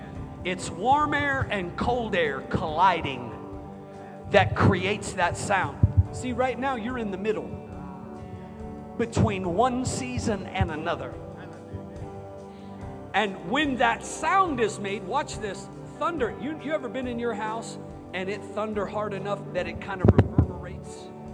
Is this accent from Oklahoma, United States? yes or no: yes; Norman, Oklahoma, United States; I am a card-carrying member of the Choctaw Indian tribe. I was raised in Norman, Oklahoma.